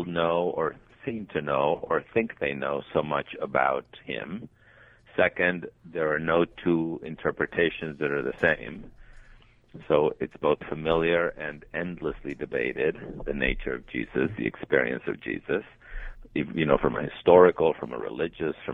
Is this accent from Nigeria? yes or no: no; Mexico City, Mexico; moved away as an adult; also born or lived in Colombia; now in Los Angeles, United States; I was born in Colombia. My parents are Colombian, but I grew up mostly in Mexico City